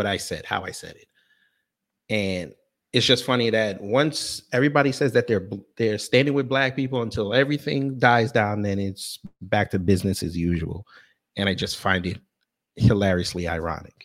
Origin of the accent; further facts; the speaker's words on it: Jamaica; I'm Jamaican.